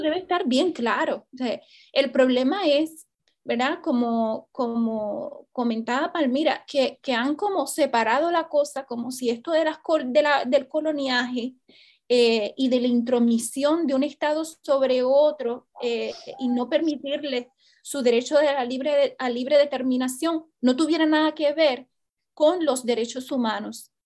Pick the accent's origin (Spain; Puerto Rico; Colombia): Puerto Rico; como puertorriqueños